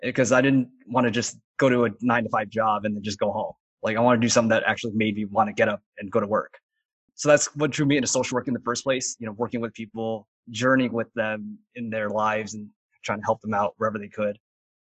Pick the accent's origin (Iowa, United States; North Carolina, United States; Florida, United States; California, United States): California, United States; Garden Grove; I grew up in Orange County, around the Garden Grove, Anaheim area.